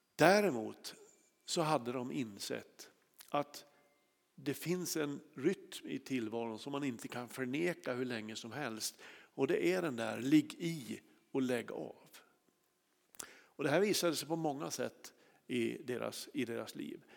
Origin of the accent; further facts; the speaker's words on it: Kramfors, Västernorrland County, Sweden; i Kramfors där jag är uppvuxen